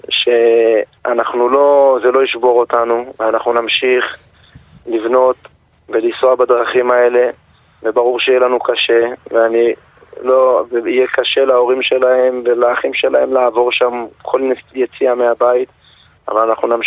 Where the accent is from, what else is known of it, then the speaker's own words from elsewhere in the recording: Gaza Strip, Palestine; אנחנו משפחה שגדלנו בגוש קטיף.